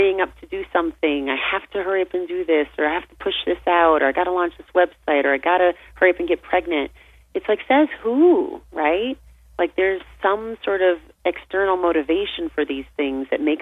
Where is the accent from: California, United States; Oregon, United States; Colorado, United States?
California, United States; I grew up in California, and I grew up surrounded by, you know, the beautiful ambient landscape